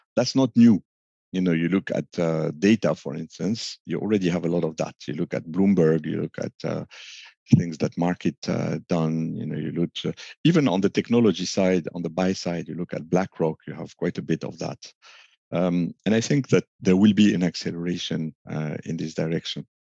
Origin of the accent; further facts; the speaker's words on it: Lebanon; moved away; also born or lived in France / United States; I was born in a very small country, uh, doomed with civil war and uh, more and economic crashes and the like. I'm from Lebanon